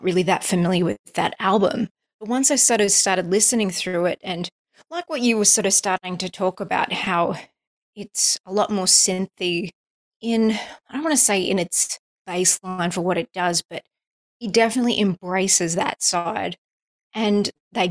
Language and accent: English; United States; I'm an American artist